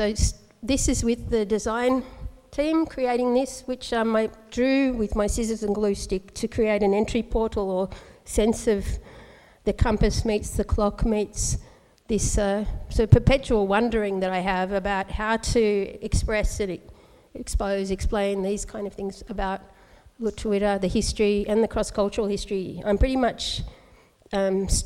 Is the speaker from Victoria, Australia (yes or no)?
yes; Melbourne, Victoria, Australia; also born or lived in northeast Tasmania; now in Hobart, Australia; I've flown in from Nipaluna, Hobart, from Lutruwita, Tasmania. I was born in Naarm, Melbourne, but my family originally from Tebekuna, that's northeast Tasmania